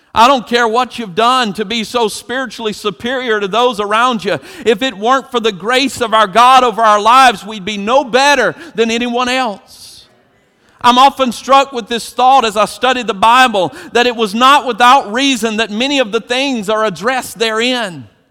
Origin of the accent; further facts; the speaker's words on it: Eastern North Carolina, United States; growing up in Eastern North Carolina